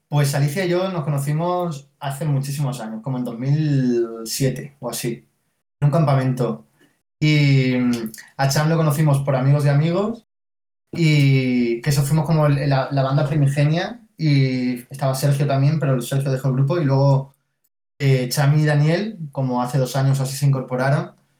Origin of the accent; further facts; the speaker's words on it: Mérida, Extremadura, Spain; now in Madrid, Spain; Yo soy de Mérida